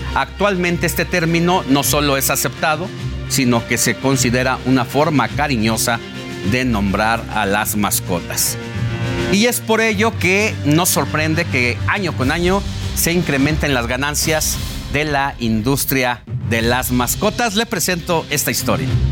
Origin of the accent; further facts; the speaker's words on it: Mexico; como mexicanos somos especiales respecto a todo lo que ocurre en América Latina. Es que aquí en nuestro país